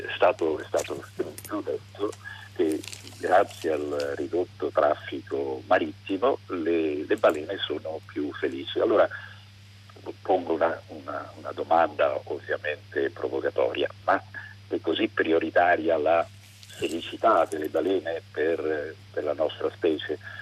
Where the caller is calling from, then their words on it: Tuscany, Italy; chiamo da Toscana